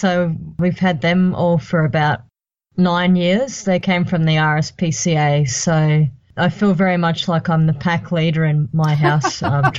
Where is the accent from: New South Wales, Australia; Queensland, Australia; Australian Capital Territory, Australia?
Queensland, Australia; Brisbane; I grew up in Brisbane and I've had all of my care at the Prince Charles Hospital.